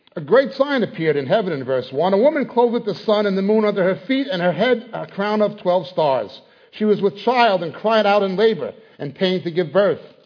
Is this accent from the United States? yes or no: yes; New York, United States; now in England; I was born in New York. Uh, my family are Israeli. I live presently in England